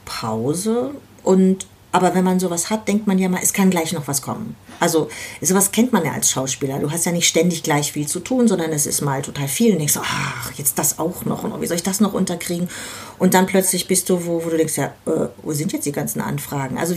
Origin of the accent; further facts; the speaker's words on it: Berlin, Germany; Und ja, damit geht man ins Bett als Berliner Kind.